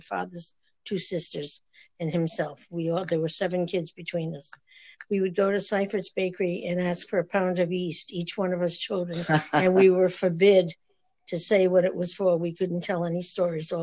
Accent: New London, Connecticut, United States; I grew up in New London, Connecticut, lived in the same house with my grandfather and my parents

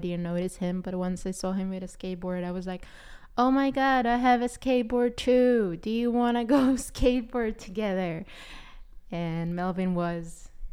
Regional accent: Israel; first language Hebrew; English is a second language; moved away as an adult; also born or lived in New York City; I'm originally from Israel, and I came to study acting in New York City was my dream when I came there at twenty-two

